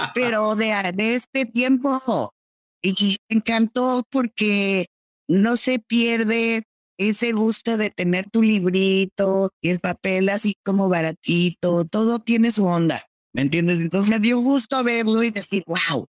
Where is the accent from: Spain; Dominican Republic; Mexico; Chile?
Mexico; yo como latina, como mexicana